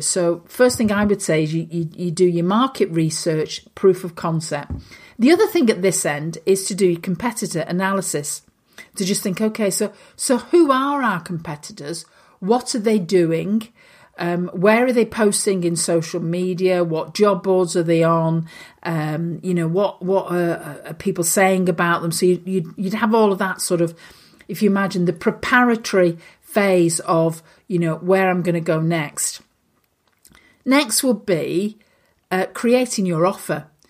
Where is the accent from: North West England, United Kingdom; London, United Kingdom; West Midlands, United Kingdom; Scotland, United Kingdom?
North West England, United Kingdom; Lancashire; I'm a girl from Lancashire